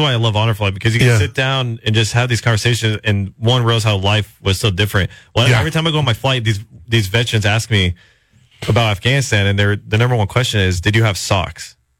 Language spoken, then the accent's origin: English; Central Coast, California, United States; not only was I born in America, but I was born on the Central Coast.